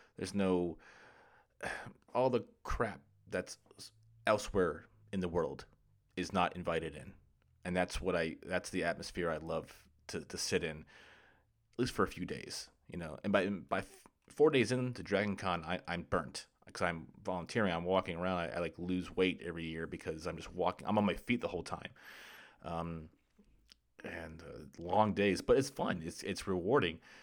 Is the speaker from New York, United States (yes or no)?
no; Jacksonville, Florida, United States; moved away as an adult; I grew up in Jacksonville, Florida